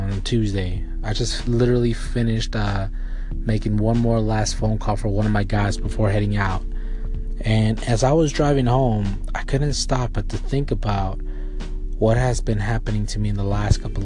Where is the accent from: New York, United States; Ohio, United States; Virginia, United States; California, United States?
California, United States; Palmdale; I'm from Palmdale, California, so it's about an hour drive